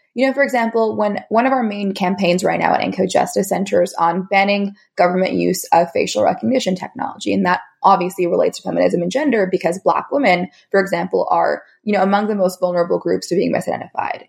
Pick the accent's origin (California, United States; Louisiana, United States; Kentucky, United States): California, United States; my home state of California in the US